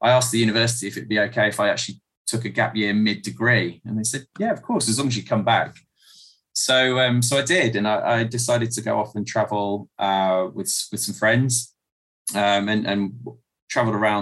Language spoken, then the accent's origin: English; South Coast, South East England, United Kingdom; moved away as an adult; also born or lived in Ghana / Liberia; I grew up on the South Coast, and in a really happy but modest family environment